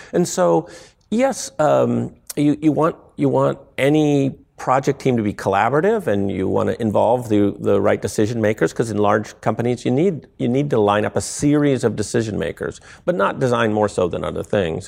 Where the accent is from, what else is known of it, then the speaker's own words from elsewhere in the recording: small town near Akron, Ohio, United States; moved away; I grew up in this little town where no one was expected to reach escape velocity, velocity, right? Um, and, you know, everything was pointed towards, you know, in my hometown, you should go to Akron University, you should work for the tire companies